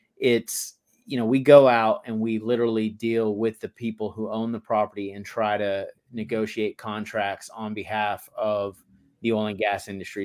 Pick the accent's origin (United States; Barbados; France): United States; Texas; moved away as an adult; I grew up in Texas